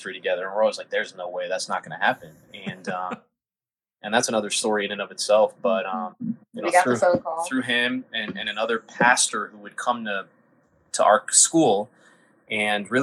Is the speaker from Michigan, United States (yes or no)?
yes; Detroit, Michigan, United States; first language Arabic; English is a second language; moved away as an adult; also born or lived in South Carolina; now in Las Vegas, United States; I grew up in the Detroit area, born and raised in Detroit, Michigan